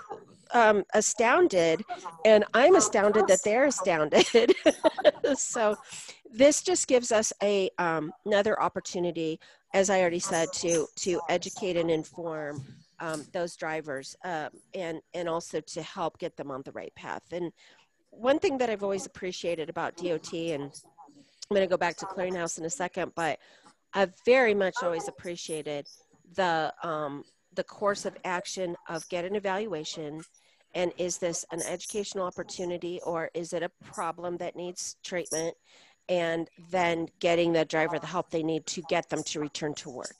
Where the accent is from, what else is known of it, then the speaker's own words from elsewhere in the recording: Colorado, United States; I'm from Colorado